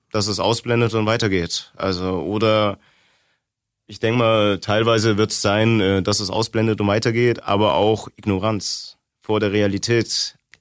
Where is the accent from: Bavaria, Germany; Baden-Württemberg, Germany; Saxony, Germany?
Bavaria, Germany; Augsburg; also born or lived in East Germany; Ich bin seit 99 in Augsburg. 93er Jahrgang, sprich, ich bin mit sechs nach Augsburg gewandert.